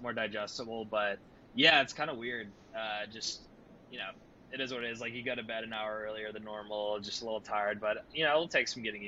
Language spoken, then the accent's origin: English; Atlanta, Georgia, United States; moved away as an adult; now in New York, United States; growing up in Atlanta